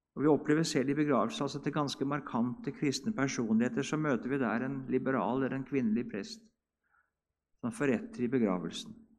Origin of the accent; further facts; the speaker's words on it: Hedrum, Vestfold, Norway; i Hedrum, der jeg kommer ifra